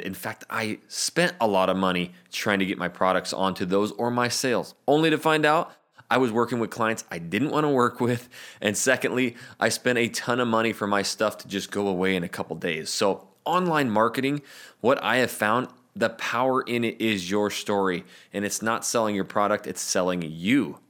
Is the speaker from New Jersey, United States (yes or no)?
no; North Idaho, United States; moved away as an adult; also born or lived in Portland, Oregon; I'm from North Idaho